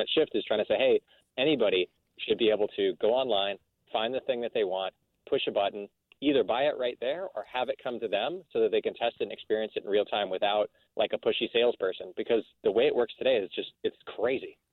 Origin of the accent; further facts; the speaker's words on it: El Paso, Texas, United States; moved away; also born or lived in Midwest; my mom went to go work for the U.S. military uh, down on the Mexican border in El Paso, Texas, as a doctor, and my father went to teach uh, surgery at Texas Tech on the on, on the border. And so I grew up